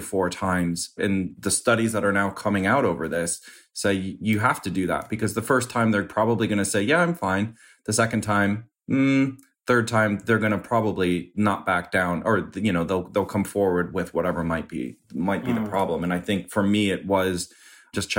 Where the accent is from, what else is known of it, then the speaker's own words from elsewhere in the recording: Midwest, United States; also born or lived in New York / United Kingdom; now in Los Angeles, United States; I grew up in the Midwest